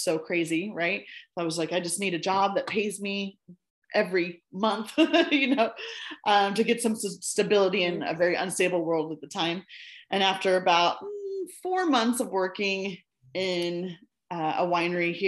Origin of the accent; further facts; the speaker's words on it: United States; moved away as an adult; also born or lived in China; now I'm in my home country